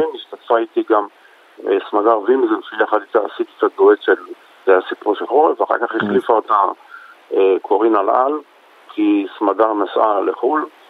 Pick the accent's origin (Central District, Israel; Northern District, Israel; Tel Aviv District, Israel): Tel Aviv District, Israel; Tel Aviv; גדלתי בשכונות שפירא, ממש תרבות אחרת לגמרי.